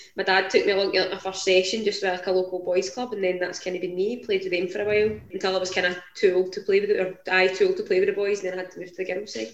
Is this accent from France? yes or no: no; Whitburn, Scotland, United Kingdom; now in Livingston, United Kingdom; I'm originally from a wee town called Whitburn, kind of between Glasgow and Edinburgh, just off the M8, but I now stay in Livingston